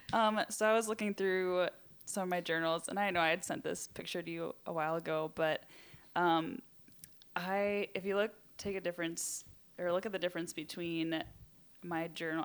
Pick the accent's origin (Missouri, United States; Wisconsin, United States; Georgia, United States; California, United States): Wisconsin, United States; I hail from Wisconsin